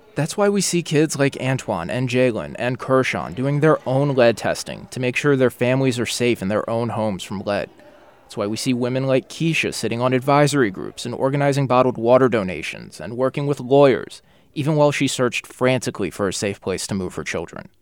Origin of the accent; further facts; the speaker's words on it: New Orleans, Louisiana, United States; what it was like to grow up in New Orleans